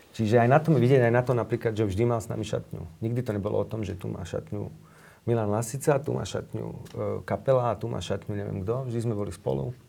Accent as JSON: {"language": "Slovak", "country": "Slovakia", "tie": "born or raised there", "said": "som sa narodil na Slovensku."}